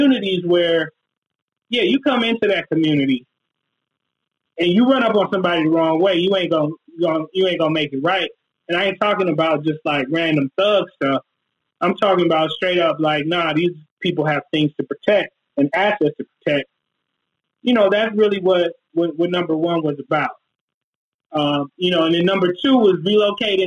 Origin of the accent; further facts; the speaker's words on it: Minneapolis, Minnesota, United States; Near North, the hood where I grew up, is like 85% black.